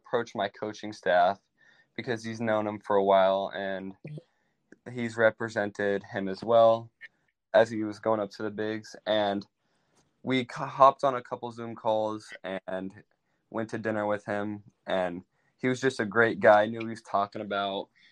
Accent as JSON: {"language": "English", "town": "Des Moines", "region": "Iowa", "country": "United States", "tie": "born or raised there", "said": "we have like 500,000 people in my hometown"}